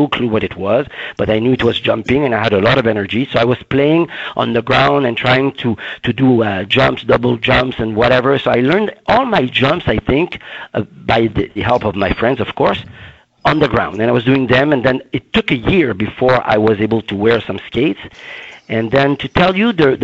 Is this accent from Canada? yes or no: yes; Baie-Saint-Paul, Quebec, Canada; in my backyard, in my hometown called Baie-Saint-Paul, a very small town.